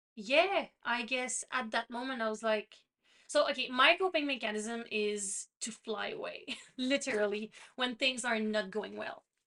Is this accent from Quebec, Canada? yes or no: yes; Quebec, Canada; first language French; English is a second language; I'm from Canada, but I'm from the French province of Canada, which is Quebec. So my first language is French